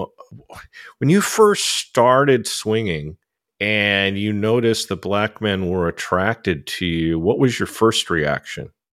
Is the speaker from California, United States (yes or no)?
yes; California, United States; I grew up in California